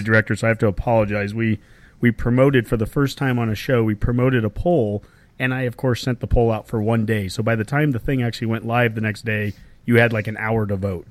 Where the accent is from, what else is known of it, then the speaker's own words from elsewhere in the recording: Columbus, Nebraska, United States; we're from Columbus